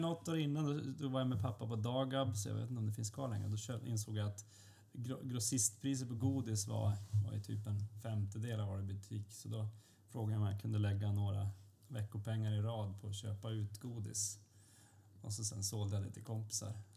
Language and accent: Swedish; Luleå, Norrbotten County, Sweden; moved away as an adult; now in Stockholm, Sweden; jag är från Luleå och inte från Stockholm